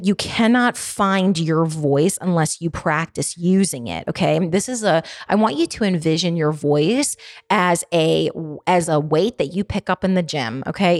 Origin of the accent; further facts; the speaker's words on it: Baltimore, Maryland, United States; accent: Baltimore; I have a pretty intense Baltimore dialect.